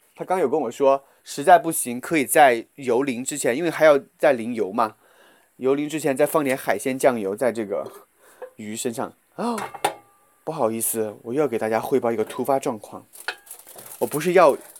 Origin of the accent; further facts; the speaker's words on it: Guizhou, China; accent: Guizhou dialect; 这就是我的方言的问题，我老爱把一些贵州方言带到这个普通话里面